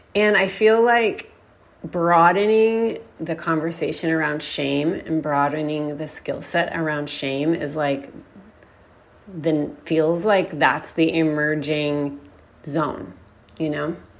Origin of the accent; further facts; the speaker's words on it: Texas, United States; it was not like a word in Texas I grew up hearing.